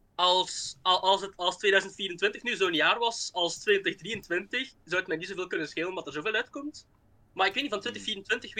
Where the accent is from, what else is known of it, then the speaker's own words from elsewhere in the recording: Flanders, Belgium; Ik kom dus uit België, uit, uit Vlaanderen, zoals je misschien al kunt horen